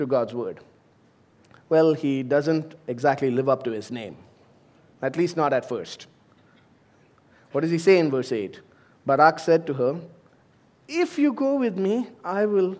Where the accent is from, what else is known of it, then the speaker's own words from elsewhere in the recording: India; moved away as an adult; also born or lived in United States; now in United Arab Emirates; I've served in ministry in my home country in India